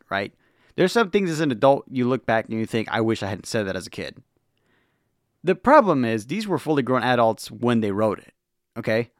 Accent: Los Angeles, California, United States; I'm from Los Angeles

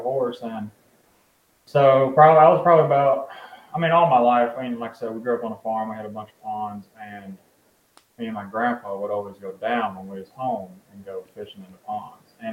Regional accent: Dickson, Tennessee, United States; I'm actually from Dixon, Tennessee, which is about 40 minutes west of Nashville on Highway 40.

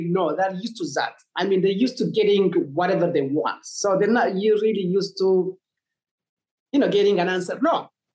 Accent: Tigray, Ethiopia; so I come from Tigray.

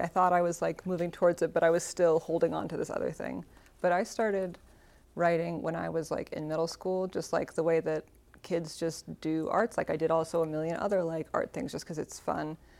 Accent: Seattle, Washington, United States; moved away as an adult; now in Tacoma, United States; the Seattle I grew up

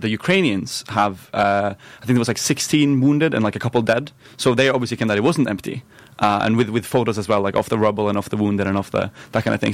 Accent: Norway; moved away as an adult; now in St Andrews, United Kingdom; my hometown is three hundred thousand people in Norway

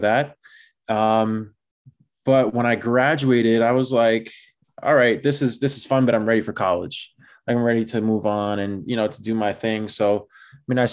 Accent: New York City, New York, United States; born and raised in the Bronx

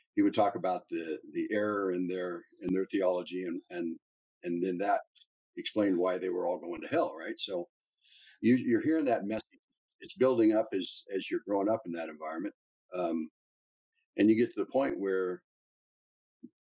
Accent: Topeka, Kansas, United States; moved away as an adult; now in Calgary, Canada; we grew up in Topeka, Kansas

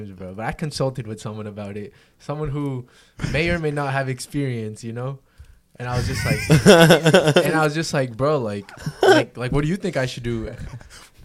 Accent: Fort Myers, Florida, United States; I'm from Fort Myers

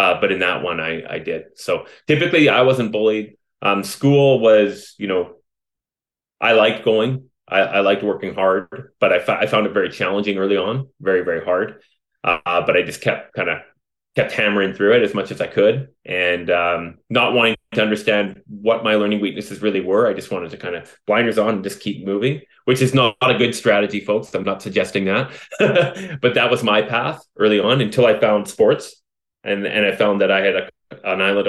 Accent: Vancouver, British Columbia, Canada; I was born right here in British Columbia, in Vancouver, raised by my heroes, my mom and dad

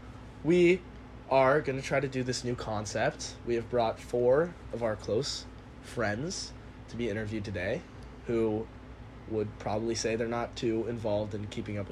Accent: California, United States; we are from California.

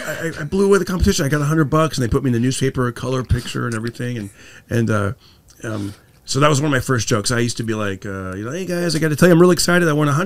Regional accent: Fresno, California, United States; now in Los Angeles, United States; I grew up in, California, but okay. He would, in Fresno

